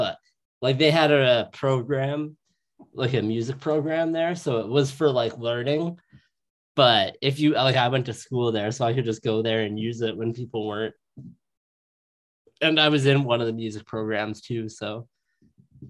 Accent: Edmonton, Alberta, Canada; I grew up in Castle Downs on the north.

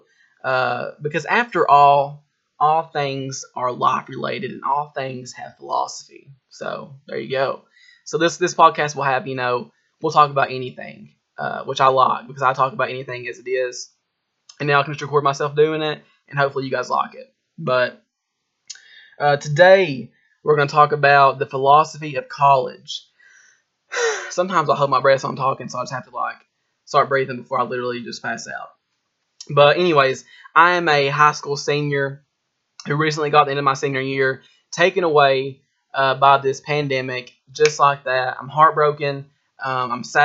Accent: Harlan County, Kentucky, United States; I'm from Harlan County, Kentucky

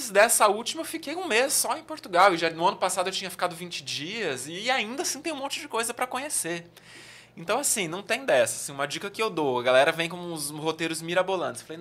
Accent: Southeast, Brazil; Eu que, por exemplo, vim do Sudeste, quando eu venho para o Nordeste, eu vejo muitas diferenças culturais, mas ainda assim é o Brasil

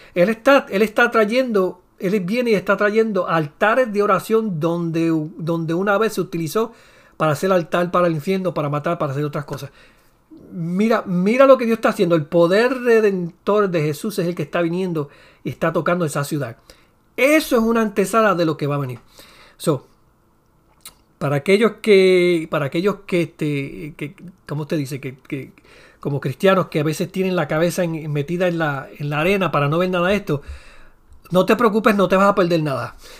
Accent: Puerto Rico; soy puertorriqueño

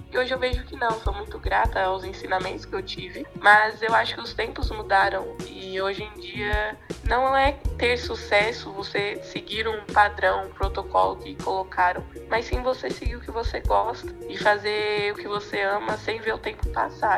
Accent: São Paulo, Brazil; sou da cidade de São Paulo

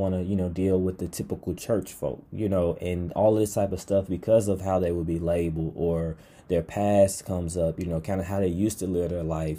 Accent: Pine Bluff, Arkansas, United States; I grew up in Pine Bluff

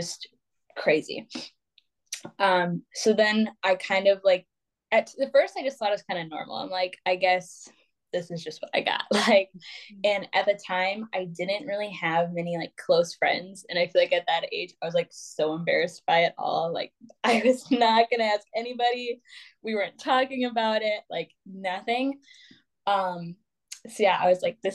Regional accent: Wisconsin, United States; I'm born and raised in Wisconsin

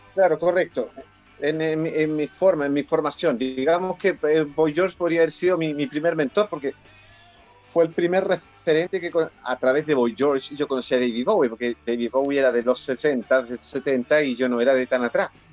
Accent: Santiago, Santiago Metropolitan Region, Chile; yo me crié en Pudahuel

